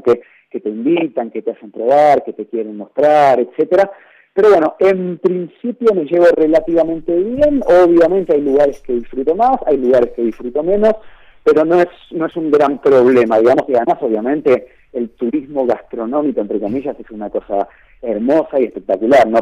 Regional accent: Argentina; soy argentino

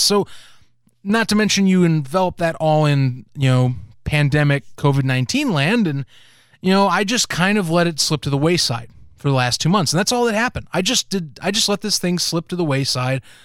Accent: United States; us Americans

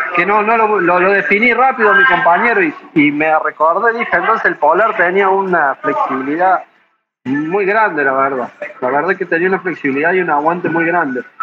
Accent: Córdoba, Argentina; moved away as an adult; now in Tijuana, Mexico; soy de Córdoba, Argentina

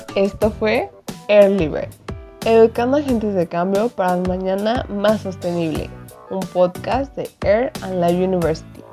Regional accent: Jalisco, Mexico; yo, yo soy de, de Jalisco y vivo en Guadalajara

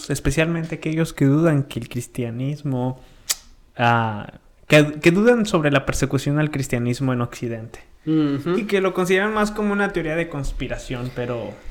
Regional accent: Dallas, Texas, United States; nosotros somos de Dallas, Texas.

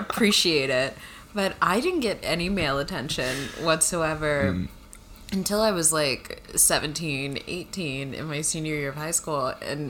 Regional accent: Northern Virginia, United States; I grew up in a primarily white area, and I was very awkward-looking. I'm from Northern Virginia.

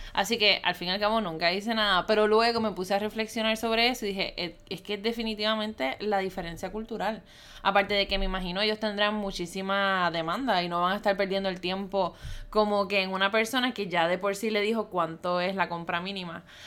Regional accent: Puerto Rico; soy de Puerto Rico

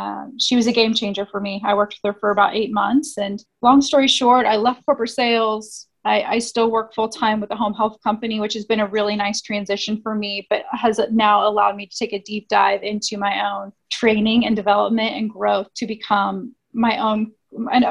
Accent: Indianapolis, Indiana, United States; I am born and raised in Indianapolis, Midwest girl

